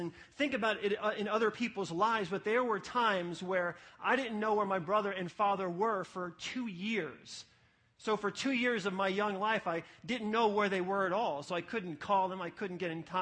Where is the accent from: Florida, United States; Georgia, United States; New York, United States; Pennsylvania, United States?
New York, United States; New City; From sixth grade to high school, I grew up in an apartment complex, the Garden Apartments in New City, New York